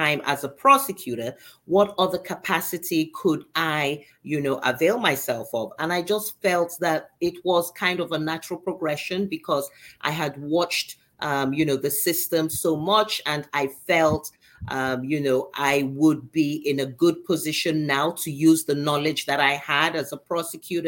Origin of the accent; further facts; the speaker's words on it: Nigeria; moved away as an adult; also born or lived in London, United Kingdom; now in Miami, United States; even though I was not born in Nigeria, I was taken there as a little child, and I did most of my education in Nigeria